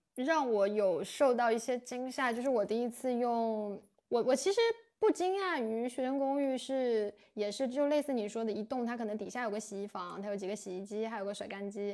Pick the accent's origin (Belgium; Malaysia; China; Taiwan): China; moved away as an adult; 我们中国人